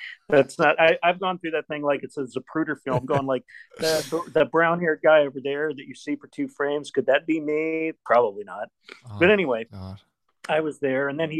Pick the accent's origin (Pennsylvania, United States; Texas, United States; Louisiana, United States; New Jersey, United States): Texas, United States; Dallas; Well, I mean, we could take it back to Dallas, which is my hometown. And I was living in Dallas when Oliver Stone was shooting it.